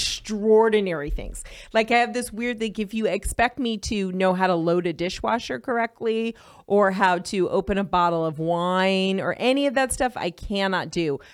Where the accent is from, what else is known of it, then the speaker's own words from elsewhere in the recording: Los Angeles, California, United States; moved away as an adult; also born or lived in Orange County, California; now in Las Vegas, United States; I'm from Hollywood originally, born and raised Hollywood, California.